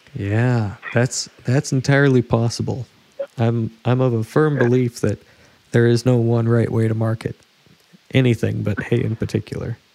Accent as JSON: {"language": "English", "region": "West Coast", "country": "United States", "said": "I'm from the West Coast"}